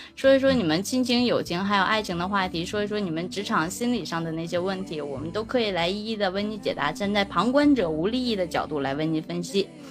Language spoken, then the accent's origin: Chinese; Shenyang, Liaoning, China; 俺们沈阳